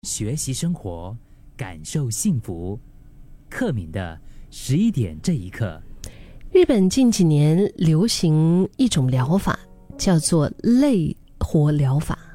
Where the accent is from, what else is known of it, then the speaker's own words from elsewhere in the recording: Singapore; 我们新加坡话叫很闲啊